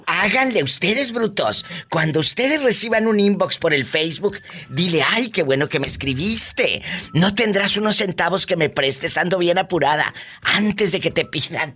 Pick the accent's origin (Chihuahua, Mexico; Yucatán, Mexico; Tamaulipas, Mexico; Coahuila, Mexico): Tamaulipas, Mexico; Matamoros; en mi tierra, en Matamoros, Tamaulipas